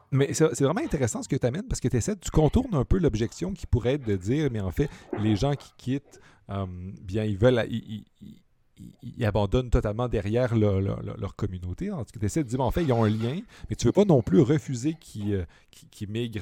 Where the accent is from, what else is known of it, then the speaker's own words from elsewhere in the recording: Montreal, Quebec, Canada; en tant que Montréalais